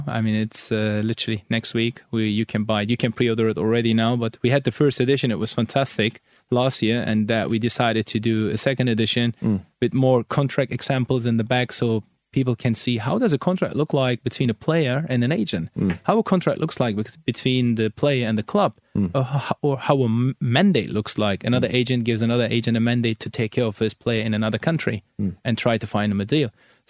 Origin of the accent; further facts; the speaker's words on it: Hanover, Lower Saxony, Germany; English is a second language; I was playing in a youth academy in Germany. I was in Hanover. I'm born and raised in Hanover.